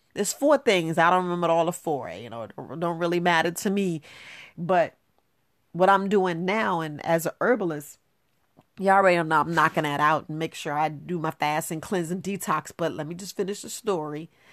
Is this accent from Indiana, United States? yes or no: no; New York, United States; also born or lived in Florida; I was born in Florida, but I grew up in New York